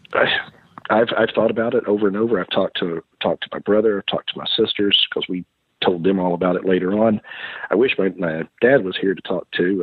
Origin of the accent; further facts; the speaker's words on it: Kentucky, United States; moved away; also born or lived in Tennessee / East Texas; growing up in the South